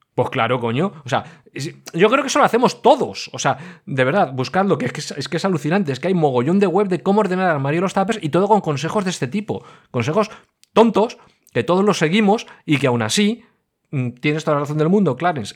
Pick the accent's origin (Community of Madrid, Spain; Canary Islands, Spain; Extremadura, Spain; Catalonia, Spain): Community of Madrid, Spain; Madrid; moved away; no vivo ahora en Madrid, pero yo soy madrileño, o oh, madrileño, pero madrileño, madrileño